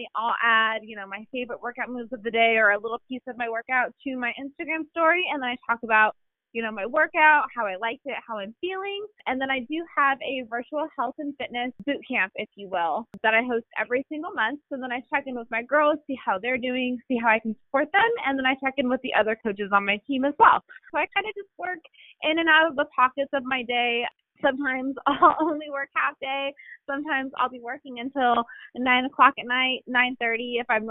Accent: Southern California, United States; moved away as an adult; now in Virginia, United States; I grew up in Southern California.

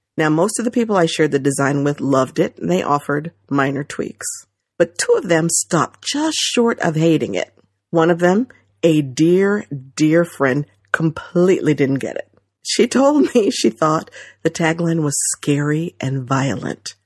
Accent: New Jersey, United States; growing up in Central Jersey

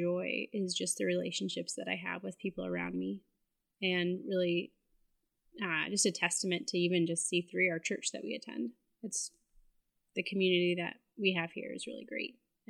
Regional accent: Arizona, United States; moved away; also born or lived in Utah; I'm originally from Utah, grew up in Arizona.

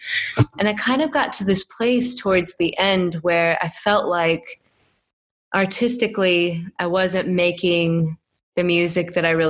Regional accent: Iowa, United States; I grew up in the Midwest, little farm town in Des Moines, Iowa, just east of Des Moines.

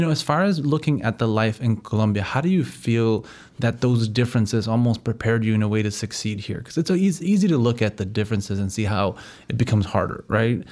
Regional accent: United States; I'm from here, I was born and raised here

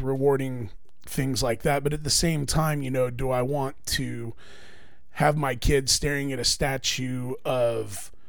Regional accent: Oklahoma, United States; I grew up a Braves fan. I thought that I was Native American growing up in Oklahoma. Turns out I'm not.

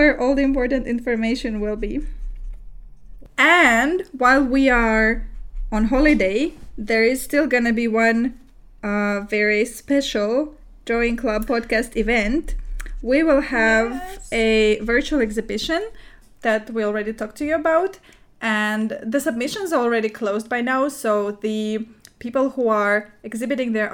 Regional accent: Murmansk, Murmansk Oblast, Russia; I was born in Russia, but you might not know that I was born in a city called Murmansk.

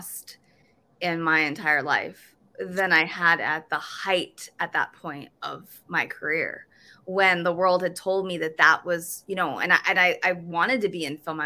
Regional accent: New York, United States; I'm from New York

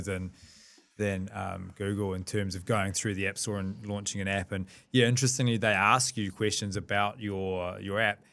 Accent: New Zealand; we're two Kiwi lads

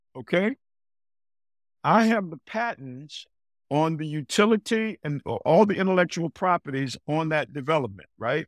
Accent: Greensboro, North Carolina, United States; moved away; growing up in Greensboro, North Carolina

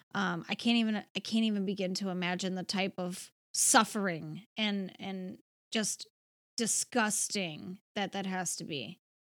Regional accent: Cleveland, Ohio, United States; So Cleveland is my hometown

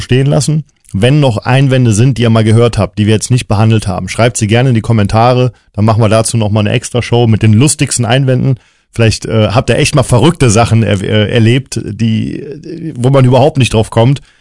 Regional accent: Cologne, North Rhine-Westphalia, Germany; ich bin Kölner

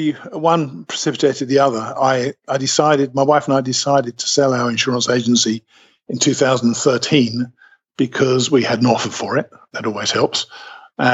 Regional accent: United Kingdom; accent: British; moved away as an adult; now in Alabama, United States; I came out to the U.S. in 2005.

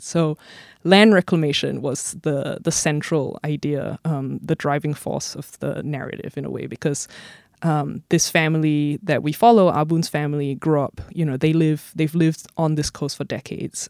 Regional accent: Singapore; as someone who grew up here and who has family here and roots here

